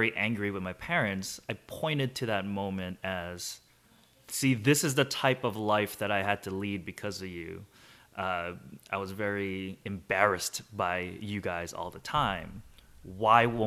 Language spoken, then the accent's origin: English; Hawaii, United States; also born or lived in South Korea / Boston; when my family and I immigrated from Korea, we landed in Hawaii, and I grew up very American because I was 5 years old when I came through